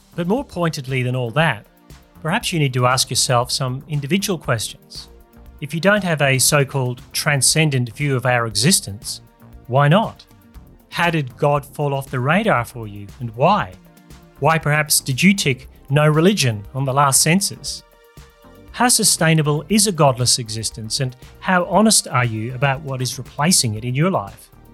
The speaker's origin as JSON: {"language": "English", "country": "Australia", "said": "Here in my home country of Australia"}